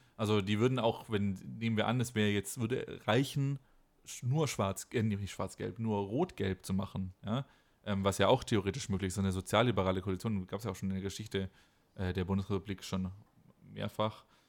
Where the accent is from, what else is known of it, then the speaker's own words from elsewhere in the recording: Baden-Württemberg, Germany; now in Rhineland-Palatinate, Germany; ich bin ja schon gebürtiger Baden-Württemberger, aber ich wohne jetzt in Rheinland-Pfalz